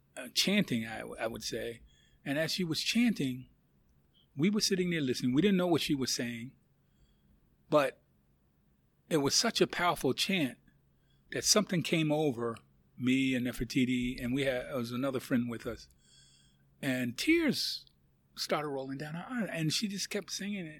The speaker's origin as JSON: {"language": "English", "country": "United States", "said": "I'm from the United States of America"}